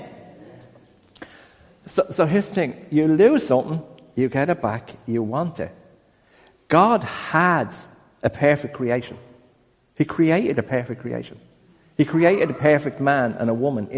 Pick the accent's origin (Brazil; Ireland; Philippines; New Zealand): Ireland; I'm Irish